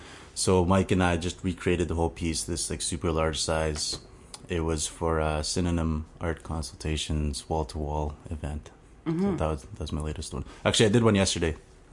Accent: Cross Lake, Manitoba, Canada; I am Cree from Swampy Cree from Treaty 5. Cross Lake is the reserve that's 8 hours north of Winnipeg. Yeah. That's where I'm from.

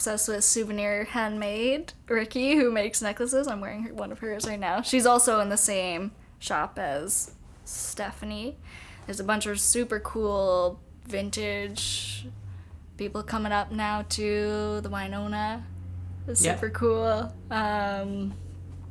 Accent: Winnipeg, Manitoba, Canada; I'm from here, this is my hometown

